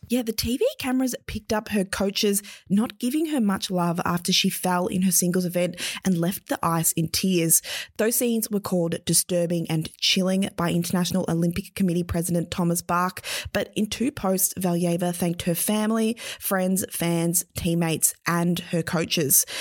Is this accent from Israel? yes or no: no; Melbourne, Victoria, Australia; my hometown of Melbourne